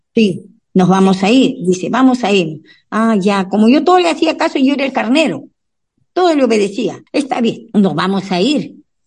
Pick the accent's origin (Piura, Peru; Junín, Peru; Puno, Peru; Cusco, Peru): Puno, Peru; moved away as an adult; also born or lived in Lima, Peru; now in United States; Yo nací en el Perú, en Puno, Ahí hay un lago, el lago más alto del mundo, el lago Titicaca. Entonces nos criamos con esas costumbres y después nos vinimos a Lima